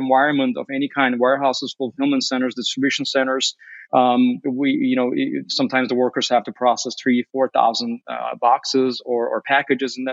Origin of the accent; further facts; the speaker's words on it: Chicago, Illinois, United States; Our North America headquarters here is in Chicago, or that's where I'm at right now. And also, I should note very briefly that as a Chicagoan, I'm a pizza snob as well